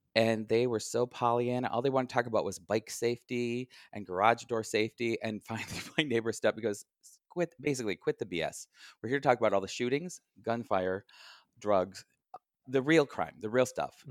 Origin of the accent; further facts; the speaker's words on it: Midland, Michigan, United States; now in Chicago, United States; I'm from, uh, mid-Michigan, town called Midland